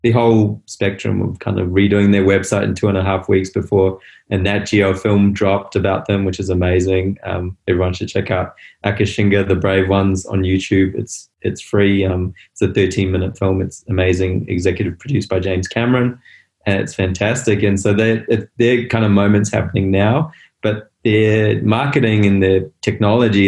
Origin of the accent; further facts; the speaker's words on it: Botswana; moved away; also born or lived in South Africa; I was born in South Africa. I grew up in Botswana.